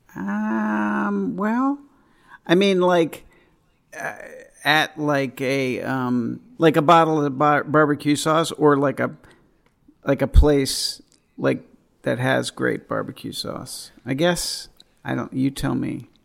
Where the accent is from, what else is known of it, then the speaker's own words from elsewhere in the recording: East Coast, United States; I grew up on the East Coast, uh, when I, like, high school, college